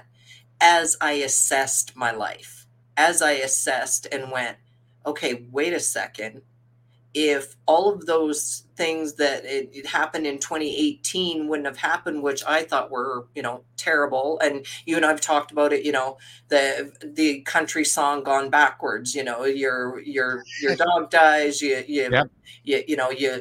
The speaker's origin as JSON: {"language": "English", "region": "Saskatchewan", "country": "Canada", "tie": "born or raised there", "said": "I was born in Saskatoon, Saskatchewan. When I was 5 years old, my parents and then four older siblings, four older sisters, two younger brothers, so six of us kids, my parents moved us to the farm."}